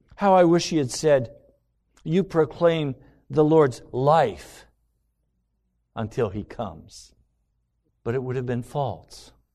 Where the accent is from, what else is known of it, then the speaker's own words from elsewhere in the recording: United States; everything I've been taught as an American